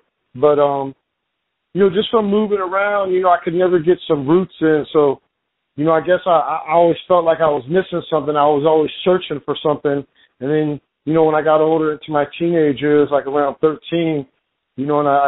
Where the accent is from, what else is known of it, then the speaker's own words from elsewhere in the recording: Lemoore, California, United States; I was born and raised in California. I was actually born out in the desert in this town called Lemoore, where they actually, they fly like Navy fighters and stuff out there.